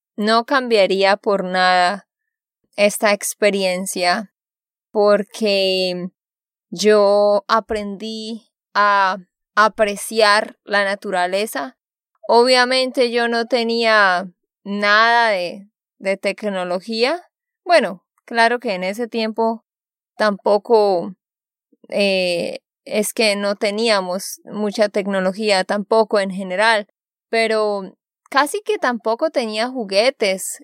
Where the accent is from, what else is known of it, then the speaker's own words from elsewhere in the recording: Vado Real, Santander, Colombia; moved away; also born or lived in Barranquilla; Yo soy de allá porque allá me crié